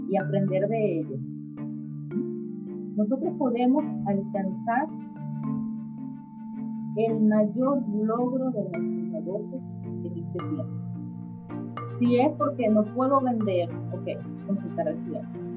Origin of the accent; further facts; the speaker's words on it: Venezuela; moved away; Qué tan flexible soy cuando me quedo en Venezuela. Qué tan flexible soy cuando salgo de Venezuela.